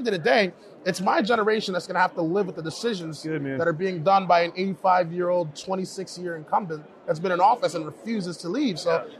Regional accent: Paterson, New Jersey, United States; Like, so I'm from Paterson, New Jersey. It's an inner city.

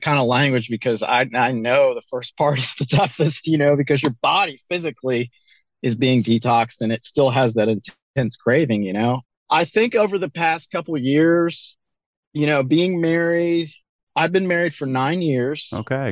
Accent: North Carolina, United States; also born or lived in Colorado; now in Joplin, Missouri, United States; I grew up in North Carolina

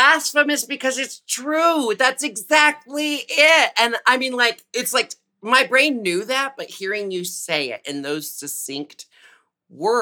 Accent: Portland, Oregon, United States; I was born and raised in Portland, Oregon

